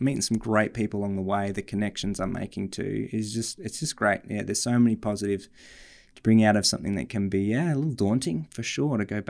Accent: Australia; moved away; But we grew up in Australia together. I moved overseas, and it wasn't long after that you joined me there for a bit.

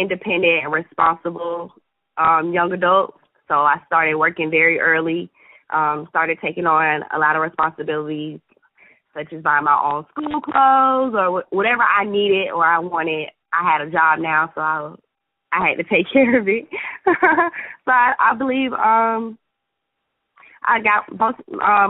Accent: Atlanta, Georgia, United States; I'm half Jamaican, half American, born and raised in Atlanta

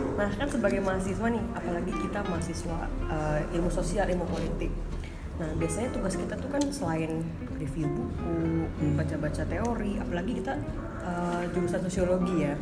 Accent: Jakarta, Indonesia; Aku dari Jakarta.

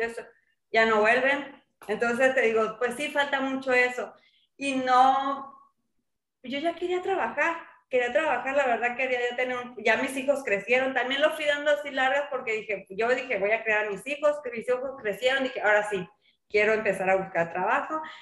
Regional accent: Sinaloa, Mexico; moved away as an adult; also born or lived in Mazatlán; now in La Paz, Mexico; yo soy de Sinaloa y pues yo salí de la universidad

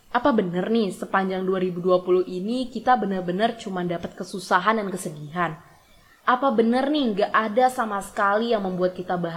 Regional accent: Bengkulu, Indonesia; born there; Sebenarnya nih ya, dari SMA aku emang udah seneng banget mendalami kota kelahiranku ini.

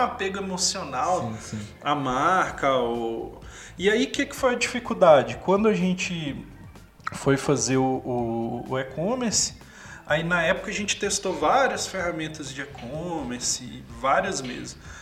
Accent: interior of Minas Gerais, Brazil; sou do interior de Minas, aí lá a gente, a gente fala mercado

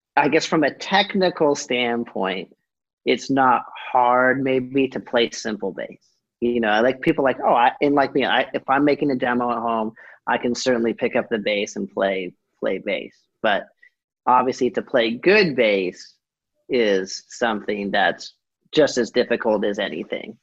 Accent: Southern California, United States; growing up in Southern California

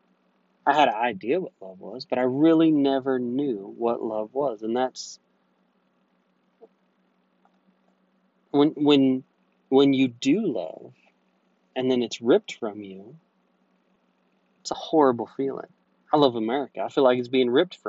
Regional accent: United States; being an American

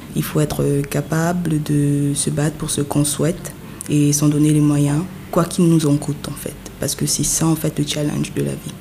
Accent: Yaoundé, Centre, Cameroon; moved away as an adult; now in Douala, Cameroon; je suis née à Yaoundé, j'ai grandi à Yaoundé jusqu'à un certain âge, avant de continuer mes études et tout, et maintenant de m'installer à Douala

